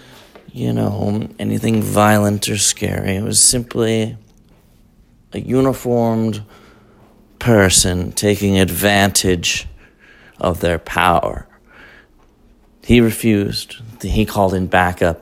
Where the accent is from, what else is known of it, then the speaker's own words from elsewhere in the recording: Colorado, United States; moved away; I'm from Colorado originally